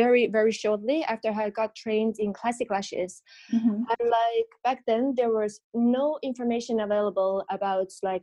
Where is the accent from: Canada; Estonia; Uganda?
Estonia; moved away as an adult; also born or lived in London; I'm originally from Estonia, which is like a very, very tiny country in Northern Europe